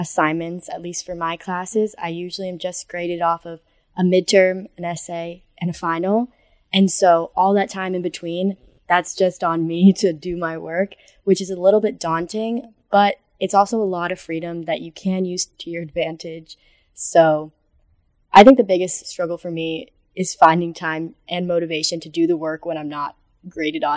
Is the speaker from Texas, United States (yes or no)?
no; Connecticut, United States; moved away as an adult; I'm from Connecticut, so I'm very far away